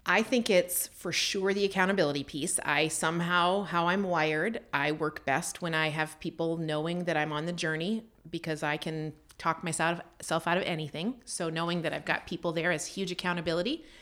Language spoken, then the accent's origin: English; Canada; moved away as an adult; also born or lived in United States; I grew up in Canada and I came down to the States for university